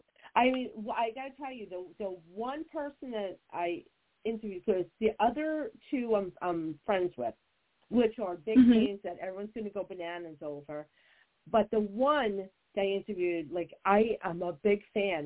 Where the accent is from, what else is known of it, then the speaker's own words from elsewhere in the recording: New Jersey, United States; I'm from Jersey and I'm Italian